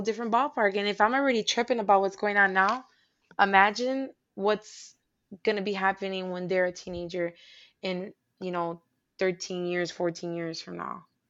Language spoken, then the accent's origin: English; Puerto Rico; moved away; I was born in Puerto Rico